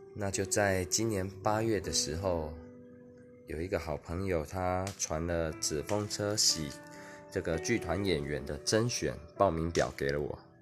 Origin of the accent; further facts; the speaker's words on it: Kaohsiung, Taiwan; 我虽然有一半台湾族的血统，但我一直在高雄的平地长大。其实我根本就没有接触原住民文化